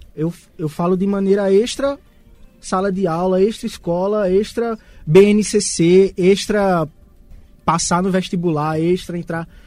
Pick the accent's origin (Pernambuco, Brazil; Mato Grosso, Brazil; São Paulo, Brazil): Pernambuco, Brazil; Garanhuns; a gente saiu de Garanhuns para o Recife